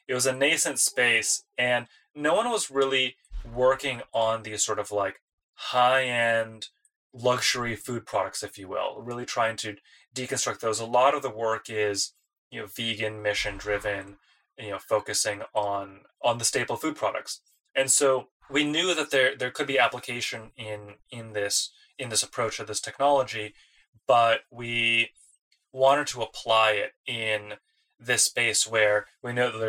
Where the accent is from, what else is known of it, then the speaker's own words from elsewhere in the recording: Detroit, Michigan, United States; moved away as an adult; I grew up in the Detroit area